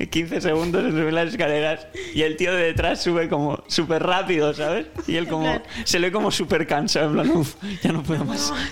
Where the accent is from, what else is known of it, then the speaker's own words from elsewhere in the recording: San Sebastián, Basque Country, Spain; Verás, soy de San Sebastián y... A ver cómo te lo explico. Yo estoy interesado en viajar a Madrid